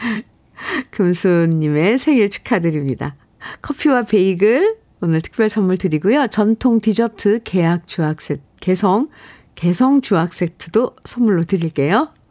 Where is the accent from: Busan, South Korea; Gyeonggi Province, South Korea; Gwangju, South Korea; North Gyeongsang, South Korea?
Gwangju, South Korea; moved away; 저는 고향에 태어나긴, 네. 전라도 광주에서 태어났는데, 거기 아무도 안 계세요.